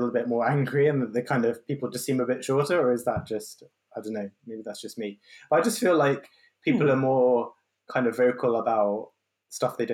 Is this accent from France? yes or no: no; London, United Kingdom; Growing up in London